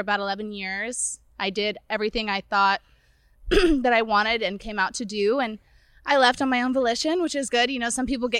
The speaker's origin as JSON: {"language": "English", "town": "San Diego", "region": "California", "country": "United States", "tie": "born there", "said": "I was born in San Diego, so."}